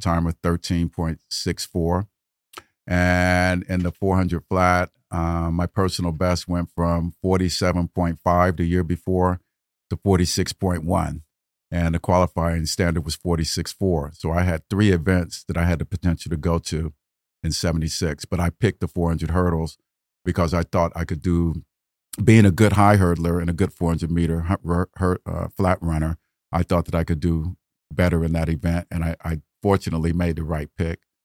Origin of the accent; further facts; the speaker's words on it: Dayton, Ohio, United States; I'm from Dayton, Ohio